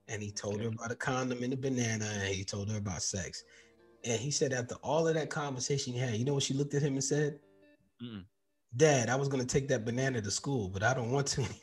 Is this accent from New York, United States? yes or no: yes; New York City, New York, United States; Growing up in New York City, we used to ride the train